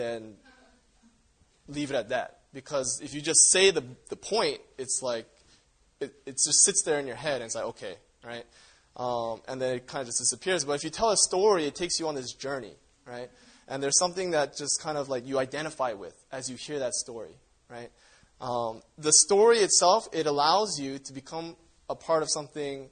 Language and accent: English; Canada; I grew up in Canada where there's, like, a lot of Native Indians